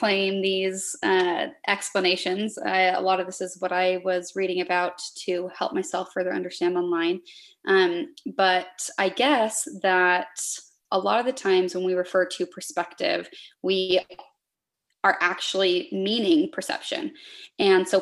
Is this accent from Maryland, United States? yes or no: no; Salt Lake Valley, Utah, United States; I grew up in the Salt Lake Valley